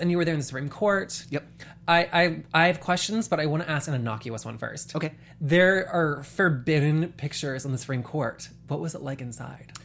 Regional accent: the South, United States; now in Los Angeles, United States; I grew up in the South.

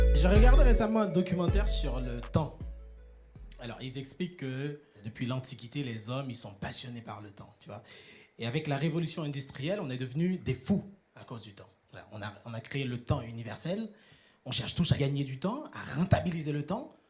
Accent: Haiti; now in Europe; je viens d'Haïti, à ne pas confondre avec Tahiti

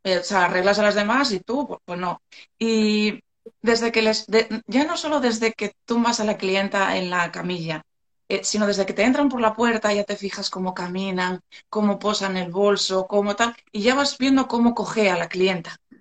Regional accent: Gijón, Asturias, Spain; soy de Asturias, soy de Gijón

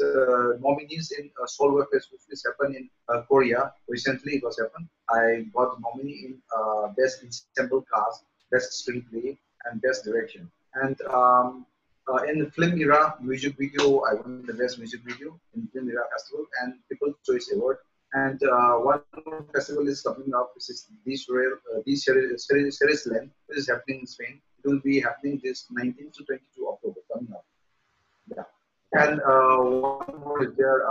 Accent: Manipur, India; I work as a film producer in our Manipuri film industry

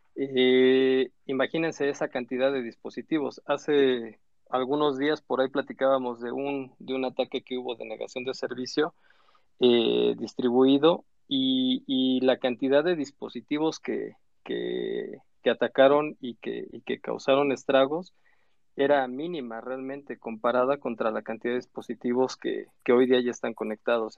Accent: Mexico; como buen mexicano

